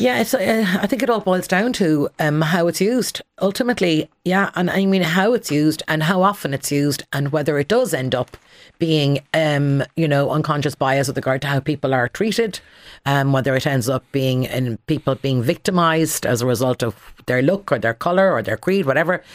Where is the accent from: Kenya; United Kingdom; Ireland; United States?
Ireland; Connemara Gaeltacht, Galway, Connacht; I grew up in the Connemara Gaeltacht